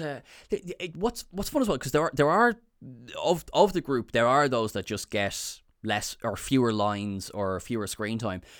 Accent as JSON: {"language": "English", "country": "Ireland", "said": "I am Irish"}